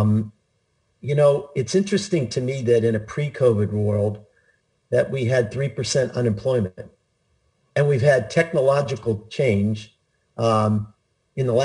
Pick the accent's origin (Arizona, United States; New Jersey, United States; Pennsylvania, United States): Pennsylvania, United States; Pittsburgh; I grew up in Pittsburgh, Pennsylvania, I was surrounded by people in the steel mills